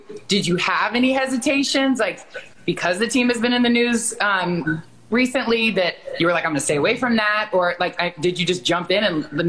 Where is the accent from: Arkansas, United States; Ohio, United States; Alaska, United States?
Ohio, United States; moved away as an adult; also born or lived in Washington, D.C.; I grew up in Ohio, and he is the person that brought me to DC.